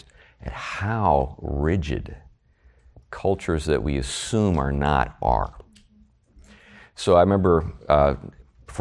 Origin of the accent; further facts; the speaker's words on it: United States; as an American